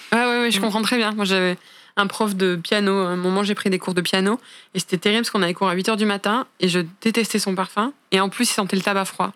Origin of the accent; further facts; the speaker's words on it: France; je suis française